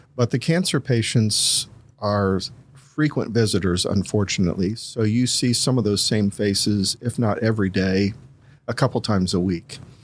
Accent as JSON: {"language": "English", "town": "Columbus", "region": "Ohio", "country": "United States", "tie": "born or raised there", "also_born_or_lived": "Greene County, Ohio", "said": "I'm originally from Columbus, um, spent my first eighteen years there"}